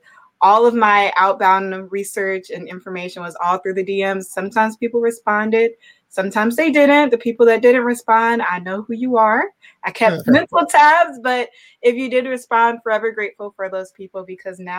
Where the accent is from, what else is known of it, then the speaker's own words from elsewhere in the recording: Savannah, Georgia, United States; moved away as an adult; also born or lived in Blacksburg, Virginia / Atlanta, Georgia / Charlotte, North Carolina / Gainesville, Florida; now in Milwaukee, United States; born and raised in Savannah, Georgia